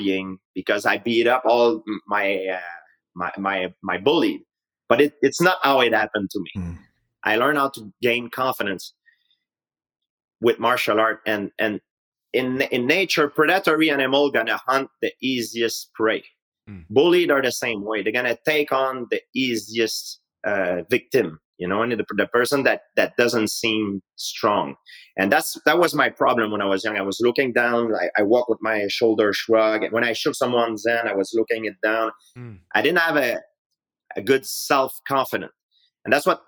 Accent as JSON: {"language": "English", "town": "Saint-Isidore", "region": "Quebec", "country": "Canada", "tie": "born or raised there", "second_language": "English", "said": "I grew up in Canada. It's a nice country. I can't complain about it. But it doesn't mean because you're born and raised in a nice country"}